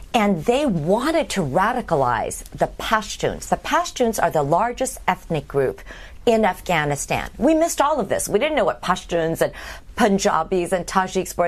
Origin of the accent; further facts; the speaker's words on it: Berkeley, California, United States; moved away as an adult; also born or lived in Indiana, US (Midwest) / East Coast, United States; I grew up seven years in the Midwest, and then I my father moved to Berkeley, so I grew up. I spent seven years in high school there